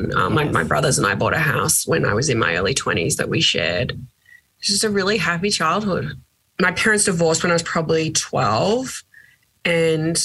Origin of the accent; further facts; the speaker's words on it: Geelong, Victoria, Australia; moved away as an adult; I grew up in Geelong